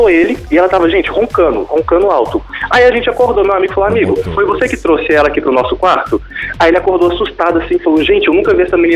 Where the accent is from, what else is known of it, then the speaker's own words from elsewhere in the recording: Belo Horizonte, Minas Gerais, Brazil; Ah, ele é de Recife, sou de BH, mas a gente dá um jeito depois disso.